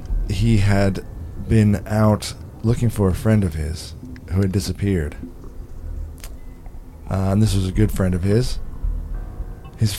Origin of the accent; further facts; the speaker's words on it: Arizona, United States; growing up in Arizona near the Colorado River